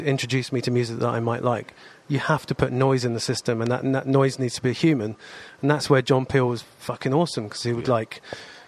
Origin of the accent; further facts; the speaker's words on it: Wokingham, South East England, United Kingdom; also born or lived in Reading; I grew up in Wokingham and then in Reading.